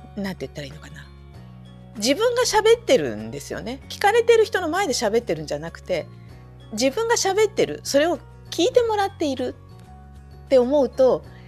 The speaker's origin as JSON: {"language": "Japanese", "region": "Saitama", "country": "Japan", "tie": "born or raised there", "moved": "yes", "lives_now": "Fukushima, Japan", "said": "で私は埼玉で育ったんですけれど"}